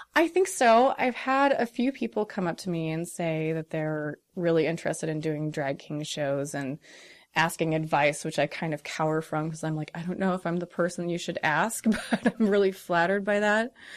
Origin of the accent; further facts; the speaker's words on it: Rolling Prairie, Indiana, United States; I was raised in Rolling Prairie, Indiana.